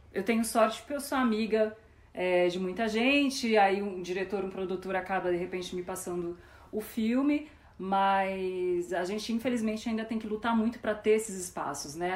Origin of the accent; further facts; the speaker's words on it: Ribeirão Preto, São Paulo, Brazil; eu sou de Ribeirão Preto